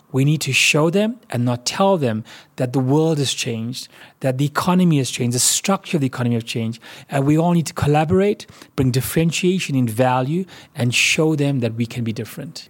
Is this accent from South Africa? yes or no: yes; South Africa; as a South African